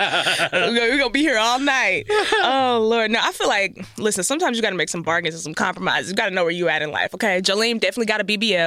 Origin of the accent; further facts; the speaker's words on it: Texas, United States; I'm from Texas, and I'm like